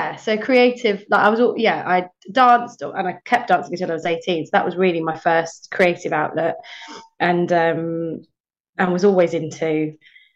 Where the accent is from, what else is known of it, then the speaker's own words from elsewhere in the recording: Buckinghamshire, South East England, United Kingdom; also born or lived in Watford, Hertfordshire; we moved just a few miles up the road, crossed the border into Buckinghamshire